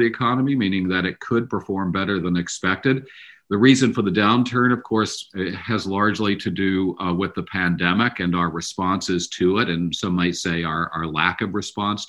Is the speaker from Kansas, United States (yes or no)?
yes; Southeast Kansas, United States; also born or lived in St. Louis, Missouri; now in Washington, D.C. area, United States; I grew up in Southeast Kansas.